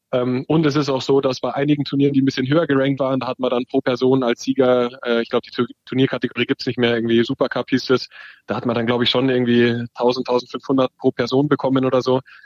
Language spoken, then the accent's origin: German; Dachau, Bavaria, Germany; in der zweiten Liga damals beim ASV Dachau, wo ich aufgewachsen bin und immer gespielt habe